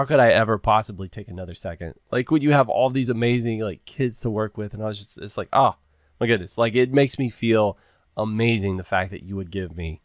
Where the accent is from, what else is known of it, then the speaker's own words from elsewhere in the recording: Texas, United States; I grew up in Texas